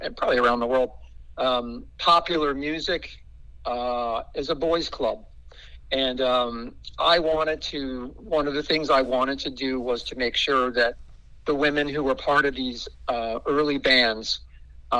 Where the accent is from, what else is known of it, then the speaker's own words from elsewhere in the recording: New Jersey, United States; I grew up in New Jersey, halfway between New York and Philadelphia